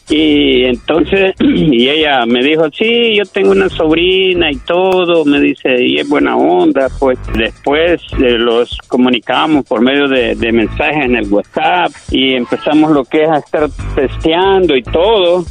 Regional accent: El Salvador; yo soy de El Salvador

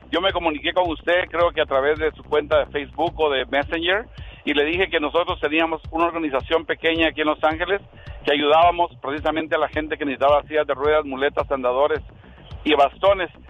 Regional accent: Guatemala; yo soy guatemalteco, pero tengo muy buena opinión acerca de tu presidente

